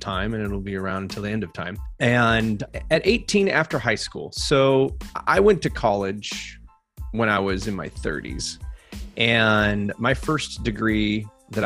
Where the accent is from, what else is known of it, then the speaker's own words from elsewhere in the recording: California, United States; also born or lived in England; I grew up in California